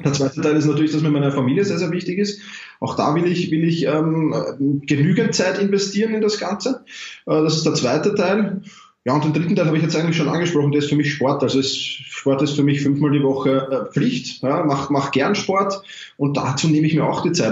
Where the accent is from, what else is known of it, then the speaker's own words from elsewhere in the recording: Vienna, Austria; ich komme aus Wien